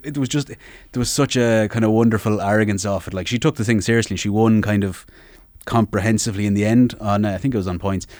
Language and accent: English; Sligo, Connacht, Ireland; I'm from Sligo